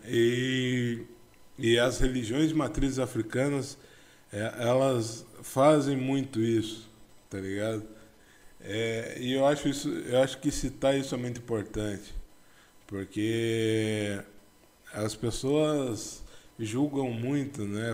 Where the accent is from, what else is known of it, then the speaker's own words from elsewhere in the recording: interior of São Paulo, Brazil; eu sou do interior de São Paulo